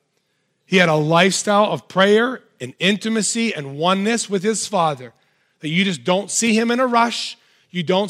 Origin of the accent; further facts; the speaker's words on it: United States; as American Christians